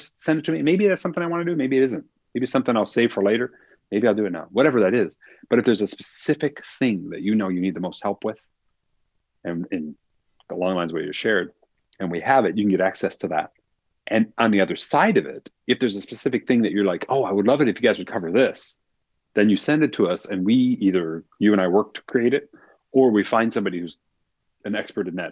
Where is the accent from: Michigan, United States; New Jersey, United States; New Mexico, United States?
Michigan, United States; I grew up in Michigan, so this was in the Detroit area.